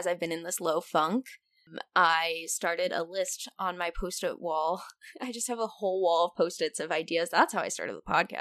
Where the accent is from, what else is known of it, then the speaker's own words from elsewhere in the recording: Southern California, United States; now in Chicago, United States; I was from Southern California. That's what I grew up on, hiking. But I'm in Chicago